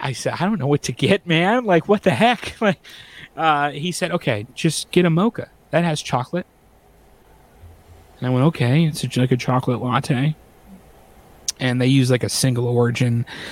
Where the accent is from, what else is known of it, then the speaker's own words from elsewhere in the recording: Grand Rapids, Michigan, United States; coffee from my hometown